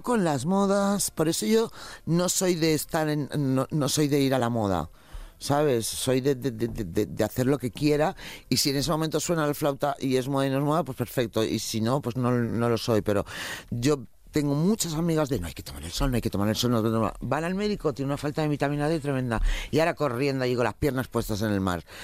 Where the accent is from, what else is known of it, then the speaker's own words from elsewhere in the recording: Valencia, Valencian Community, Spain; moved away; mi tierra, por ejemplo, que es ahora mismo una hora y cuarenta, estoy en Valencia